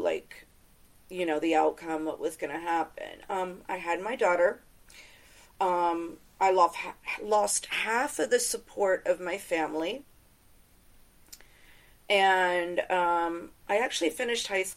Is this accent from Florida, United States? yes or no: yes; Tampa, Florida, United States; I grew up in Tampa, Florida